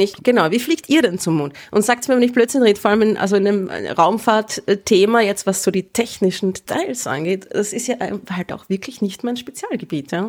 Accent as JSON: {"language": "German", "region": "Vienna", "country": "Austria", "tie": "born or raised there", "said": "als gebürtige Wienerin"}